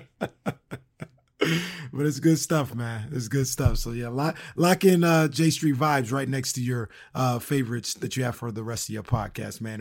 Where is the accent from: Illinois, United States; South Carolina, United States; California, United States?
California, United States; being born and raised in California